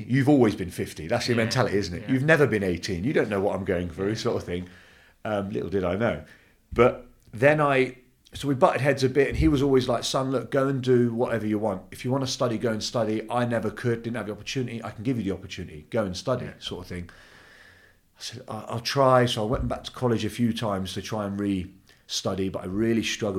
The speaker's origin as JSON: {"language": "English", "region": "London", "country": "United Kingdom", "tie": "born or raised there", "also_born_or_lived": "Turkey", "said": "So I came to England when I was two, so I don't know any different."}